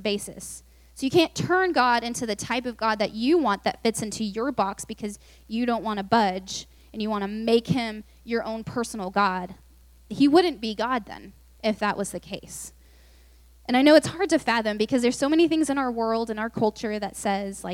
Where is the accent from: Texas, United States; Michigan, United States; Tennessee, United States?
Texas, United States; Lubbock; also born or lived in Austin; I just moved to UT, and I'm from Lubbock, so I knew no one, because no one from Lubbock usually goes to UT